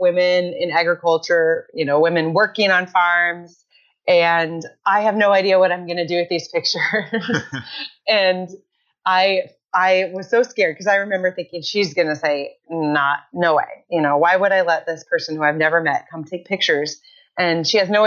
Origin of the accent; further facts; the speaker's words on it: Iowa, United States; I born and raised in Iowa